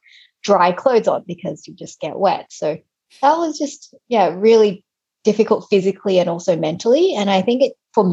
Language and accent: English; Australia; moved away; I grew up in Australia